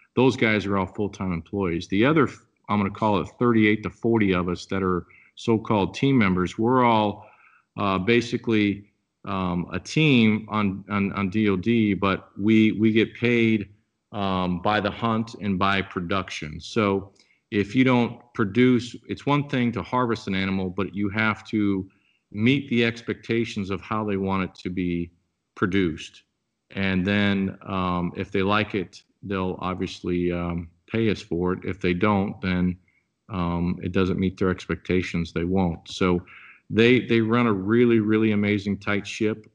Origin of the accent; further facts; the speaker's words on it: Papillion, Nebraska, United States; moved away as an adult; now in Wisconsin, United States; born and raised in Papillion, Nebraska, which is a suburb of just outside of, uh, of Omaha